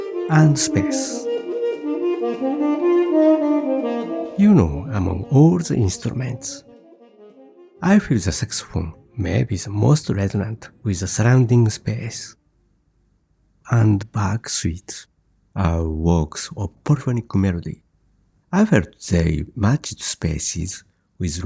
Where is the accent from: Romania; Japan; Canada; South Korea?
Japan; I grew up near Mount Fuji in the 50s.